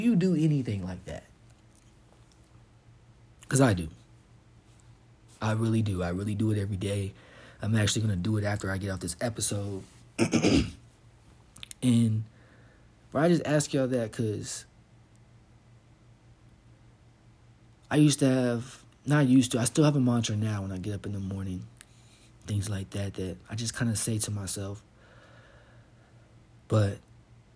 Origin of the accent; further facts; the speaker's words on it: Fort Knox, Kentucky, United States; moved away as an adult; I'm from Kentucky. I'm from the South. I grew up on Fort Knox.